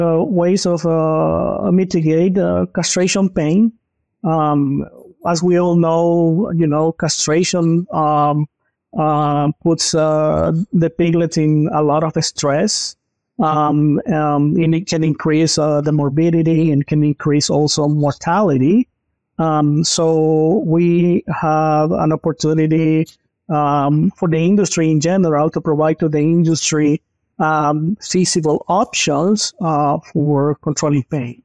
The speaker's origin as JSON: {"language": "English", "country": "Honduras", "also_born_or_lived": "North Carolina, United States", "moved": "as an adult", "lives_now": "Columbia, Missouri, United States", "said": "I am originally comes from Honduras. I came to the U.S. In 2012"}